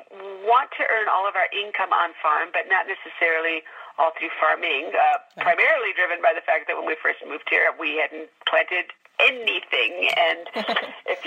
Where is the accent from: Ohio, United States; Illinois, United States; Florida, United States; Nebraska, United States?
Illinois, United States; Chicago suburbs; moved away; I grew up in the Chicago suburbs with petunia flats in our backyard.